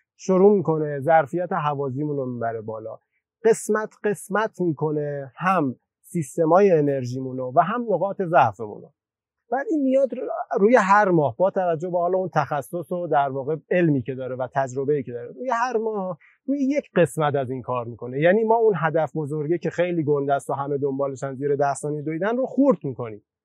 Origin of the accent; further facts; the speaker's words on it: Torbat-e Heydarieh, Razavi Khorasan, Iran; توی شهری که به دنیا اومدم